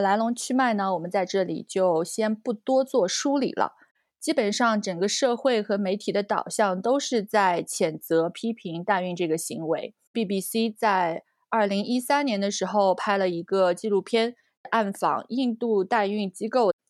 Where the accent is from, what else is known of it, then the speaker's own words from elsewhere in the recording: China; 哦，就是我们中国人概念里的借腹生子。